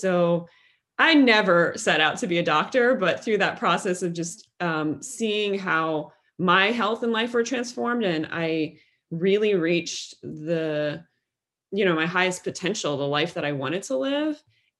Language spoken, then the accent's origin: English; Midwest, United States; I had never been exposed to growing up in the Midwest of the United States